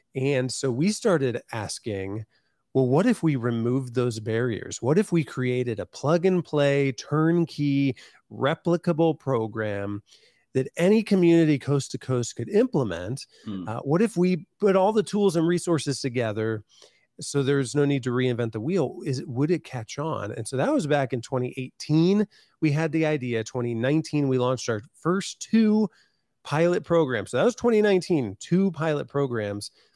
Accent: Van Wert, Ohio, United States; moved away as an adult; now in Columbus, United States; I live in Columbus now, but I was in my hometown of Van Wert

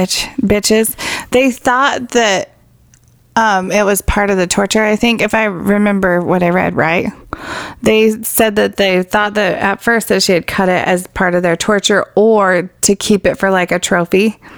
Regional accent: Canada; I'm Canadian.

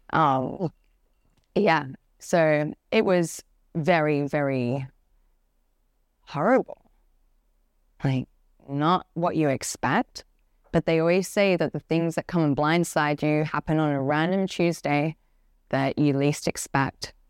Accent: Perth, Western Australia, Australia; moved away; I'm originally from Path, Western Australia. I grew up in a, like, a little house far in the countryside

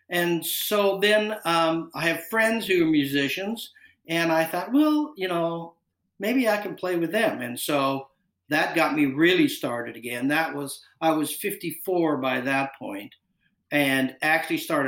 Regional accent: Bellingham, Washington, United States; moved away as an adult; now in Seattle, United States; I'm from Bellingham

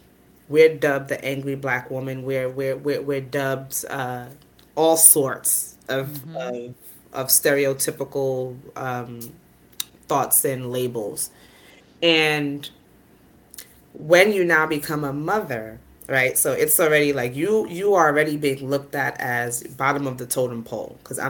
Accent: Nigeria; not only am I a mother, I'm Nigerian. I understand the culture. I understand what comes with, doing an omugwo.

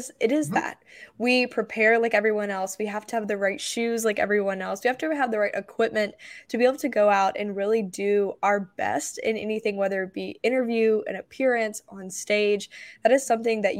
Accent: South Carolina, United States; I grew up in pageants in South Carolina

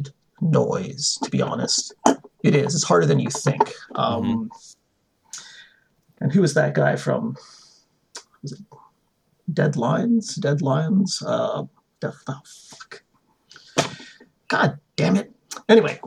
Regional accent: Toronto, Ontario, Canada; as a Canadian, as a Torontonian

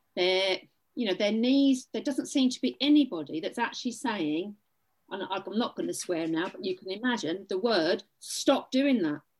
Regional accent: England, United Kingdom; I am English, by the way, not Welsh.

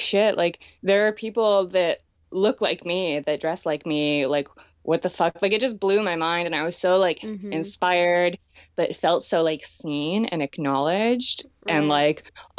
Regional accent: Schwenksville, Pennsylvania, United States; also born or lived in Connecticut; Yeah, I grew up in Schwenksville, Pennsylvania.

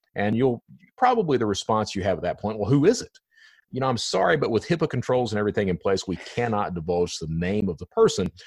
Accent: Eastern Kentucky, United States; I'm from Eastern Kentucky

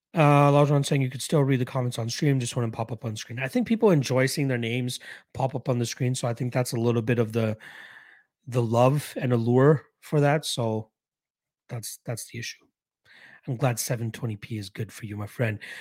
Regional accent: Canada; Being a Canadian

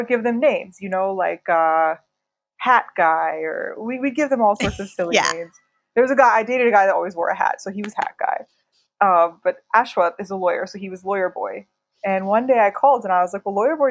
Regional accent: Pittsburgh, Pennsylvania, United States; moved away as an adult; also born or lived in New York, United States; now in New Delhi, India; I grew up in Pittsburgh, Pennsylvania

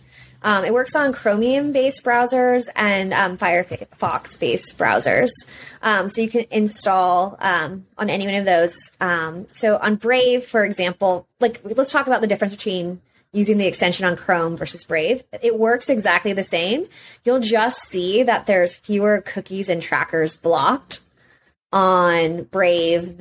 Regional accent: United States; as an American, I'm under that legislation

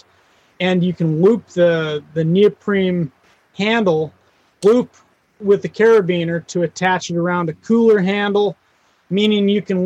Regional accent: Wyoming, United States; I grew up I'm from Wyoming and grew up on a ranching community.

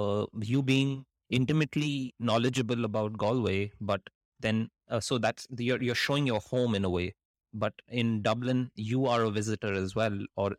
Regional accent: India; So I grew up in India, and there's a lot of poverty in India, but you expect there to be a lot of poverty in India.

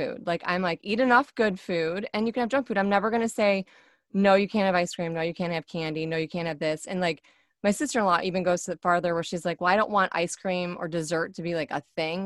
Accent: Michigan, United States; moved away; I'm from Michigan. So originally, so we say pop

